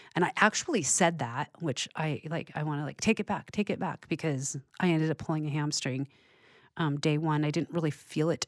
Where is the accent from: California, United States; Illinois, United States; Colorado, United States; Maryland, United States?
California, United States; I'm born and raised in California.